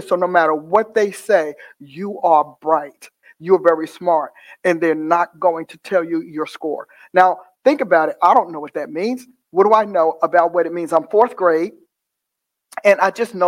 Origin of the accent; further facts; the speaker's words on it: Newark, New Jersey, United States; I was born in Newark, New Jersey, in a hospital that no longer exists, and a very turbulent upbringing